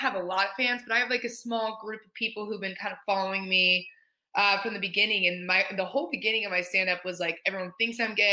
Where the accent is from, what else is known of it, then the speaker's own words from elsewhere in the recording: Indianapolis, Indiana, United States; moved away; I'm from Indy. I'm from Indianapolis, Indiana